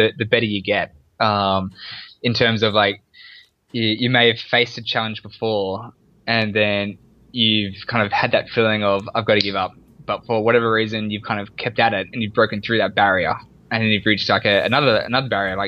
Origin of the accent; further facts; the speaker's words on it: Sydney, New South Wales, Australia; born and raised in Australia, and in Sydney, Australia.